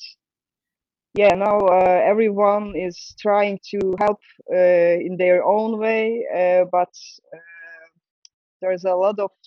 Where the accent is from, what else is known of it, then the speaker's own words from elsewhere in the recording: Istanbul, Turkey; English is a second language; moved away as an adult; also born or lived in Belgium; now in Antwerp, Belgium; I'm from Istanbul. I'm born in Istanbul in an artist family